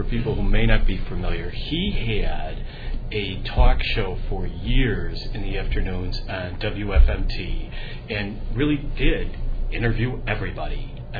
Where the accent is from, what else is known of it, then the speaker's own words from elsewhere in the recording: Illinois, United States; we sort of represent three different eras of growing up in Illinois. I'm going to say I'm the senior member